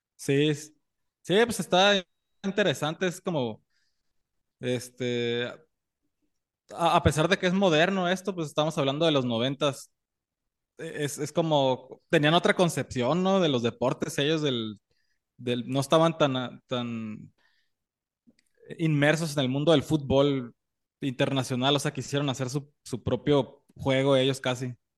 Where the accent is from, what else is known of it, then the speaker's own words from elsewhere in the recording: Mexicali, Baja California, Mexico; nosotros de ahí de niños, por la cercanía de, de Mexicali con Estados Unidos